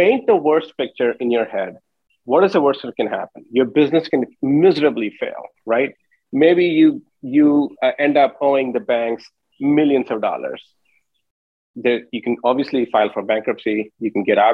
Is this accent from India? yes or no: yes; India; moved away as an adult; I grew up in India until I was 21, went to undergrad there and came here for my master's.